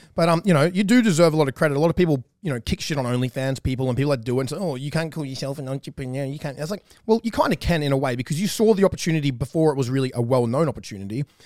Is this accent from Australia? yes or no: yes; about an hour from Newcastle, New South Wales, Australia; we are from the same, pretty much the same hometown. I grew up about an hour away from her, but we've both lived in the same town of Newcastle